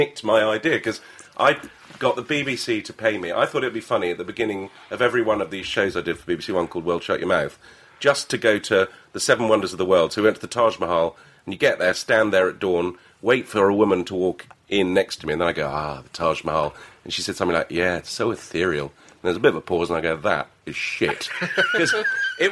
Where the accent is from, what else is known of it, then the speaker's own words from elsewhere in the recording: Lebanon; now in England; I grew up in Lebanon.